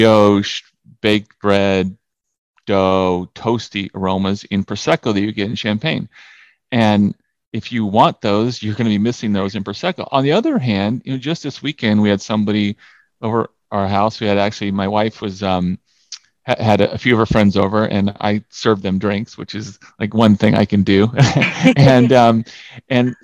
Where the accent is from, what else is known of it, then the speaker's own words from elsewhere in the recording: California, United States; I'm from California